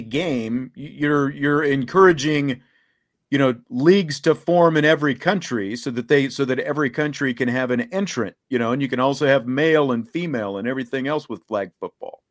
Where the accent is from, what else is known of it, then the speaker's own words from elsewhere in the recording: Kansas, United States; moved away; Having grown up where I grew up in Kansas